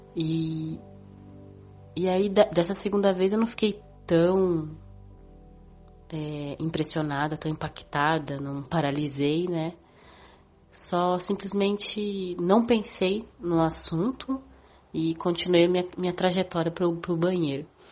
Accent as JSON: {"language": "Portuguese", "region": "São Paulo", "country": "Brazil", "said": "eu tenho 32 anos, sou de São Paulo"}